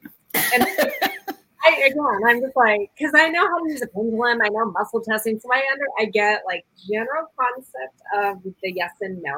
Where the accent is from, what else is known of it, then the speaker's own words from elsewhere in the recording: Yale, Washington, United States; I grew up in Yale, Washington.